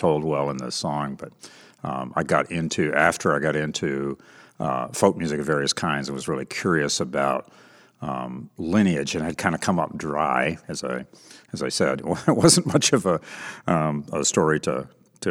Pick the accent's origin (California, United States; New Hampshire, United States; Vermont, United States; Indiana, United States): Vermont, United States; moved away; I'm a Vermonter and was born and raised there